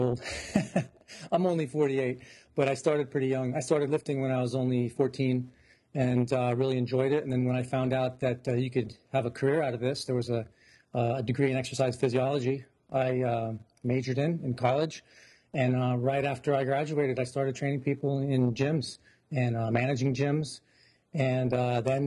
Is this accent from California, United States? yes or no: yes; Santa Clara, California, United States; now in New Jersey, United States; I was born in California in the Bay Area and in Santa Clara.